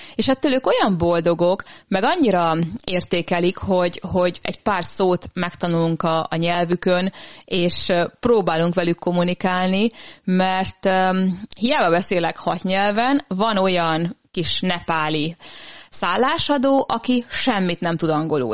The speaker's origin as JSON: {"language": "Hungarian", "region": "Transylvania", "country": "Romania", "tie": "born or raised there", "moved": "yes", "lives_now": "Hungary", "said": "én Erdélyben születtem, úgyhogy először az Erdélyi Kárpát Egyesülettel túráztam"}